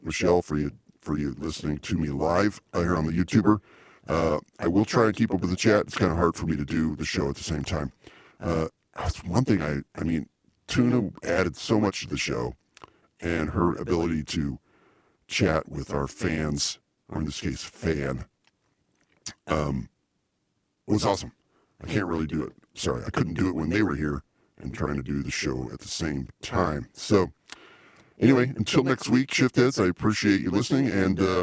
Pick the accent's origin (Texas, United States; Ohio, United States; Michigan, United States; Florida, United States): Ohio, United States; Akron; right here in my hometown, Akron, Ohio